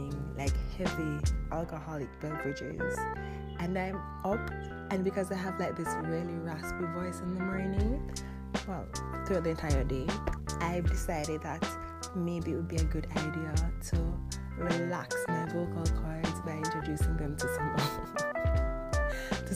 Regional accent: Jamaica; first language Jamaican Patois; English is a second language; I am very, very, very, very Jamaican. And if you know me, like pretty much anyone who does know me, you know that I speak Jamaican exclusively all day

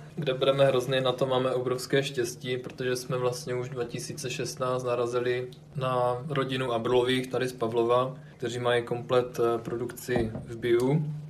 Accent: near Ostrava, Moravian-Silesian Region, Czechia; moved away as an adult; also born or lived in Brno; jsem původem od Ostravy

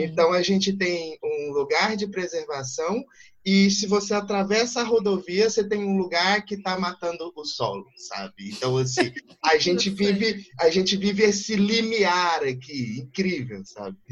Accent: interior of Goiás, Brazil; sou aqui do interior de Goiás

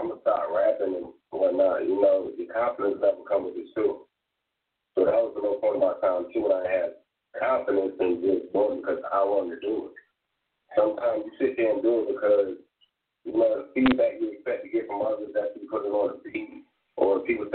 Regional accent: Durham, North Carolina, United States; also born or lived in Atlantic City, New Jersey; I'm from Jersey, Atlantic City, once again, but you know, I was raised out here in Durham, North Carolina, back and forth.

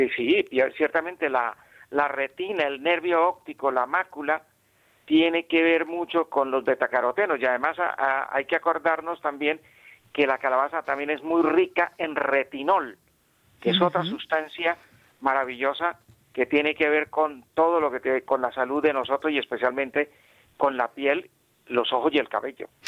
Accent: Bucaramanga, Santander, Colombia; donde yo nací en Bucaramanga

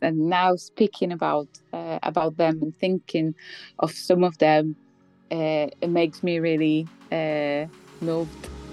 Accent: Poland; English is a second language; moved away as an adult; also born or lived in Bratislava, Slovakia; now in United Kingdom; I'm from Poland.

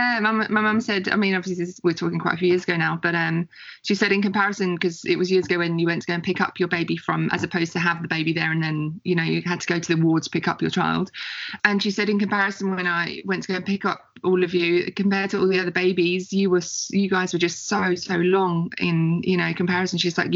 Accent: England, United Kingdom; now in Australia; I'm originally English. I'm English born and bred. And I guess you class me as an expat living in Australia.

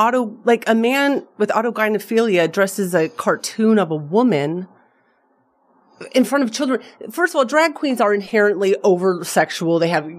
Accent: Las Vegas, Nevada, United States; I'm saying this as a 42-year-old woman who's born and raised in Las Vegas.

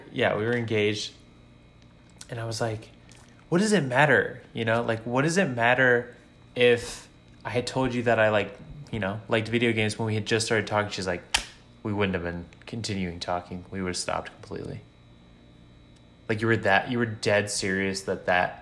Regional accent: Chicago, Illinois, United States; I'm from Chicago, so like I'm I grew up in the cold

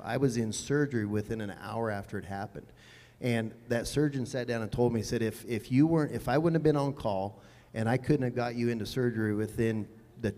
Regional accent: near Cheyenne, Wyoming, United States; Cheyenne, like close to my hometown

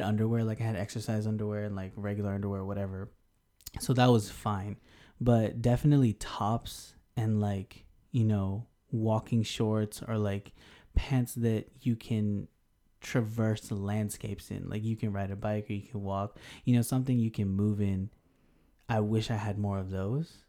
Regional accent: Denver, Colorado, United States; also born or lived in Houston, Texas; now in Japan; South Asian American from Denver, but Houston for life, always, always.

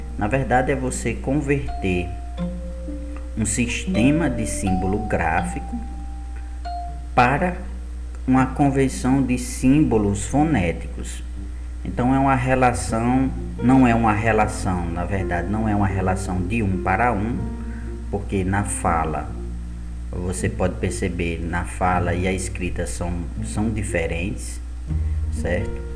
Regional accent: Brazil; enquanto brasileiros

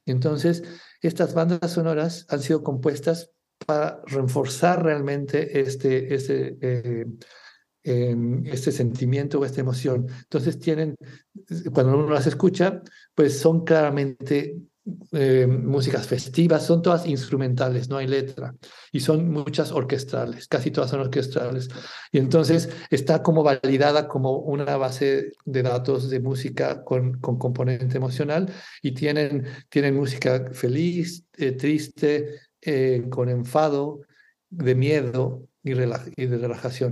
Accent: Mexico; moved away as an adult; also born or lived in England / Singapore / Spain; now in Barcelona, Spain; soy mexicano

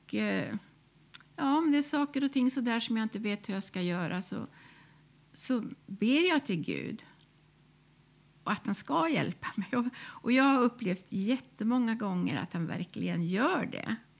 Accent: Karlskoga, Värmland, Sweden; moved away; jag är född i Karlskoga i Värmland

